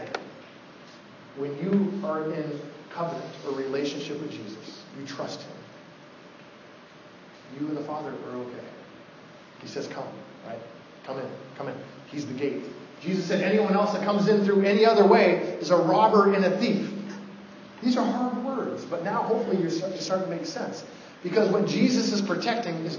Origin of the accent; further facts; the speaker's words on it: Oregon, United States; I'm from Oregon. I was born in the late 70s